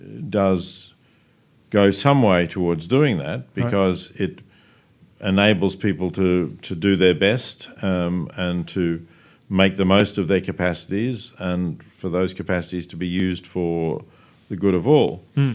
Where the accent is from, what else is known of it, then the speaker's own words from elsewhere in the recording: Australia; And because I am Australian, I look at the ABC here.